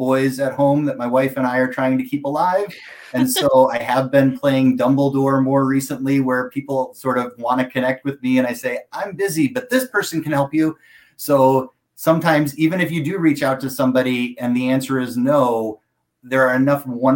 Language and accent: English; United States; I'm American